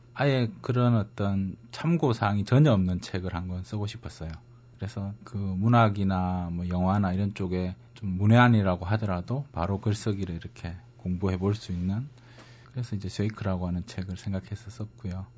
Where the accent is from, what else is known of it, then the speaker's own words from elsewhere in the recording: Changwon, South Gyeongsang, South Korea; moved away; 경상남도 진해인데요. 지금은 뭐 창원시 진해구 이렇게 바뀌었는데 그게 제 고향입니다.